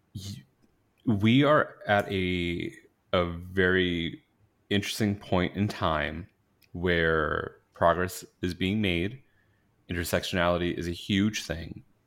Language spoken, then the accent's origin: English; New York, United States; moved away; I grew up in New York